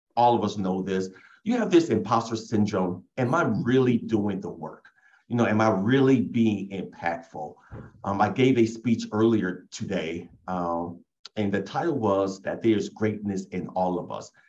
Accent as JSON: {"language": "English", "town": "Oberlin", "region": "Ohio", "country": "United States", "tie": "born or raised there", "said": "I was born and raised in Oberlin"}